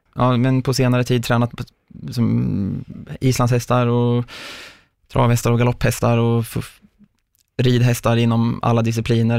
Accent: Mjölby, Östergötland, Sweden; där jag bodde då i Mjölby, där jag är uppvuxen.

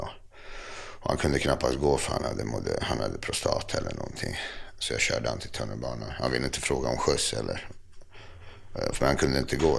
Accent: Botkyrka, Stockholm County, Sweden; jag är uppvuxen i Fittja

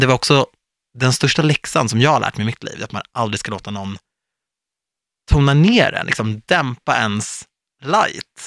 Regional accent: Stockholm, Stockholm County, Sweden; Jag är ändå född och uppvuxen i Stockholm

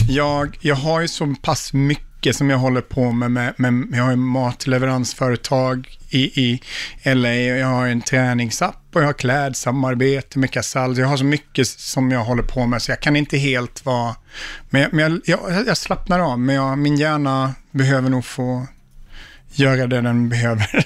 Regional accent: Sweden; moved away as an adult; also born or lived in Stockholm; now in United States

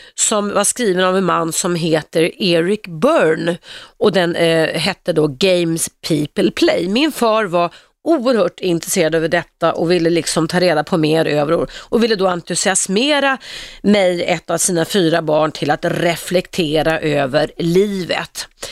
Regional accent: Stockholm, Stockholm County, Sweden; Jag växte upp på Regeringsgatan i Stockholm

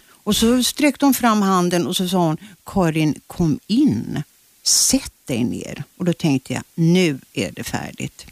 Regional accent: Kyrkö, Karlskrona archipelago, Blekinge, Sweden; moved away; den skärgårdsö där jag är född

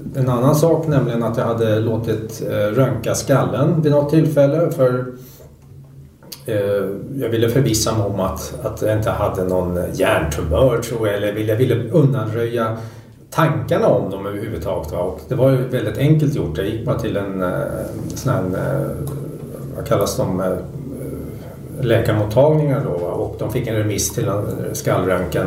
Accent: Sweden; född och uppvuxen i Sverige

